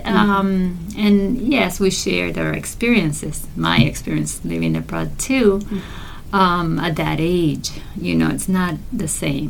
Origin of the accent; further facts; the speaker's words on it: Argentina; We're originally from Argentina, okay.